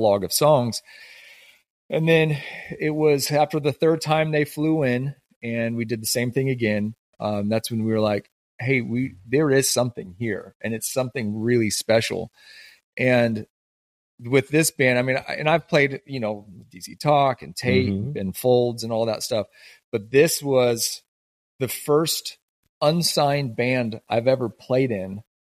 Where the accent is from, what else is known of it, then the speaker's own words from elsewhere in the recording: the Northwest, Pacific Northwest, United States; growing up in the Northwest